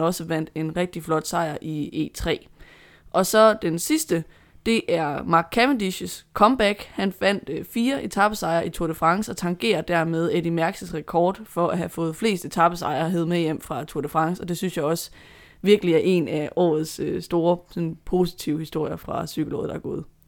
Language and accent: Danish; Denmark; som dansker